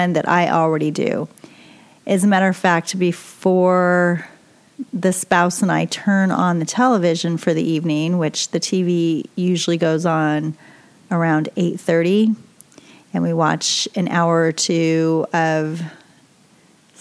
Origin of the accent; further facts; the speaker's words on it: New York, United States; I'm originally from New York